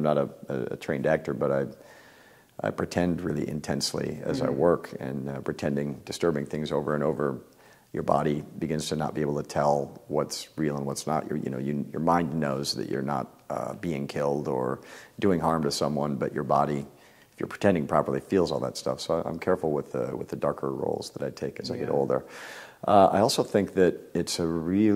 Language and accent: English; Midwest, United States; I was raised in the Midwest in a small town